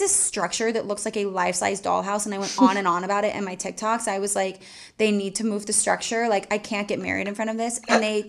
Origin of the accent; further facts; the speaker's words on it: Charleston, South Carolina, United States; I am from Charleston and I wanted to get married there